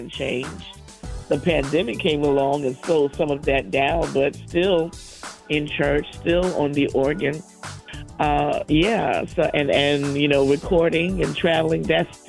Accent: South Carolina, United States; also born or lived in Boston, Massachusetts; we moved from Boston to South Carolina in the 70s. And I was a young child

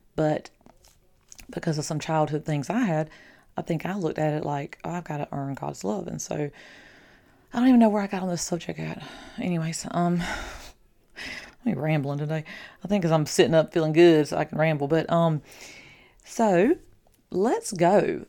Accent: the South, United States; I'm from the South.

